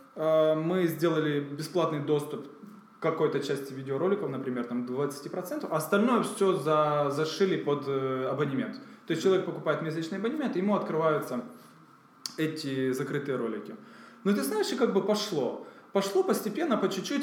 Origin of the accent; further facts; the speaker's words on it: Kyiv, Ukraine; moved away as an adult; now in Kraków, Poland; я сам из Киева